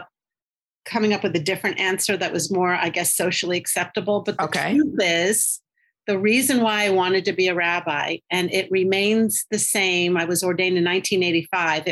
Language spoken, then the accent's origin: English; Washington, District of Columbia, United States; moved away as an adult; also born or lived in Cincinnati, Ohio / Israel; now in Chicago, United States; I grew up in the suburbs of Washington, D.C. I was born in D.C.